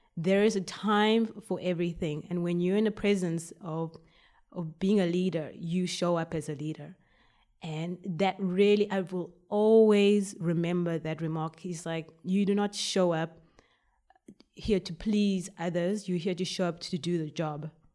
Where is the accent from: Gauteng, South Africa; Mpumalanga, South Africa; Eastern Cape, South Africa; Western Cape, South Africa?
Eastern Cape, South Africa; Port Elizabeth; moved away as an adult; now in Belgium; I was born in South Africa, Port Elizabeth